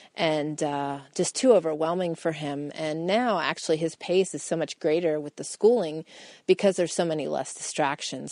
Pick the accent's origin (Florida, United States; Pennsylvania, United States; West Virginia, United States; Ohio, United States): Pennsylvania, United States; moved away as an adult; we grew up on farms in Pennsylvania, both my husband